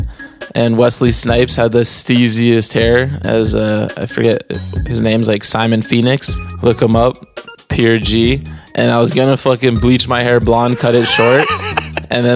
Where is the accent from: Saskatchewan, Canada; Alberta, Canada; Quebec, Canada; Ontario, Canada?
Quebec, Canada; Montreal; moved away; also born or lived in Toronto; I grew up in Montreal